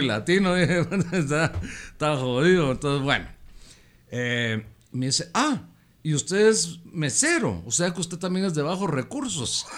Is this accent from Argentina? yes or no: no; Guatemala; also born or lived in Fort Lauderdale, Florida; el sentirte tan orgulloso de ser chapín, tan bendecido de, haber nacido adentro de estas fronteras